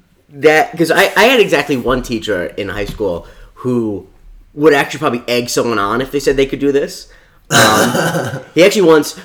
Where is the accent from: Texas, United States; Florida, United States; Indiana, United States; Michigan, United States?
Florida, United States; You and I, we're both from Florida.